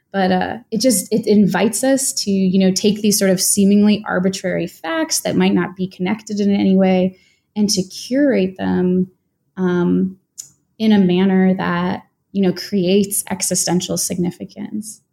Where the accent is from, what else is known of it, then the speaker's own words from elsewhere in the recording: United States; an American-born, uh, white woman